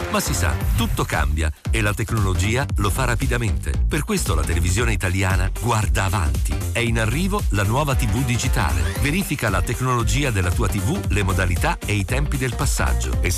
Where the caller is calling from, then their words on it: Milan, Lombardy, Italy; io siamo da Milano